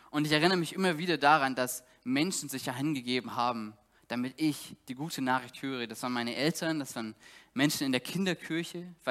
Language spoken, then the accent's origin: German; East Germany, Germany; Ich komme selber aus Ostdeutschland